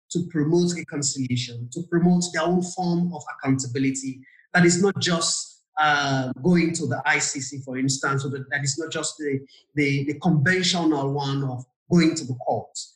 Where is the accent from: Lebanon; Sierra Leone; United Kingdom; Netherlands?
Sierra Leone; And whenever I mention that I'm from Sierra Leone